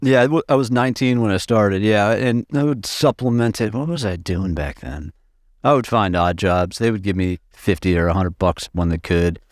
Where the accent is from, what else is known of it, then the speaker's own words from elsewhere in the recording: Minneapolis, Minnesota, United States; also born or lived in Massachusetts; I was born in Massachusetts, but in the nineties, I moved to Minneapolis. So I've, I've spent, you know, most of my formidable years in, in Minneapolis, in the suburbs